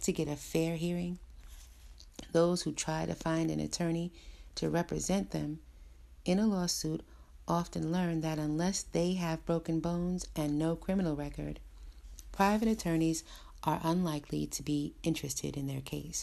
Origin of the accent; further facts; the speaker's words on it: United States; me living and growing up in America